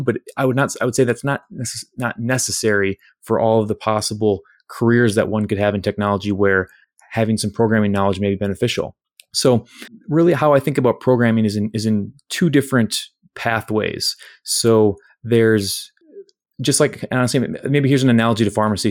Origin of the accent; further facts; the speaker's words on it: Winona, Minnesota, United States; my hometown of Winona